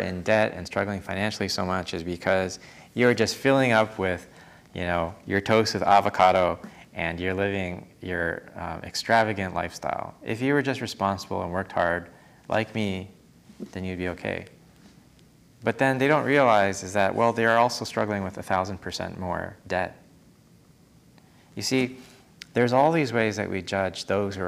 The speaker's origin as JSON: {"language": "English", "country": "Canada", "tie": "born or raised there", "also_born_or_lived": "California / East Coast, United States", "moved": "as an adult", "lives_now": "United States", "said": "Growing up in Canada and then spending an extended time in California"}